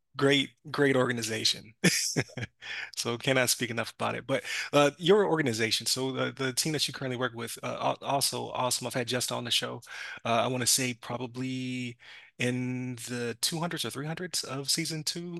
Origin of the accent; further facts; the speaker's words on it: Buffalo, New York, United States; moved away; I was from Buffalo